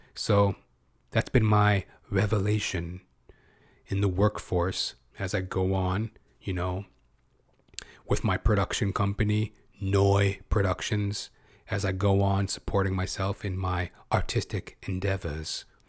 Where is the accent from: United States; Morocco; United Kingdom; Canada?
Canada; I'm second generation, right? Because I was born in Canada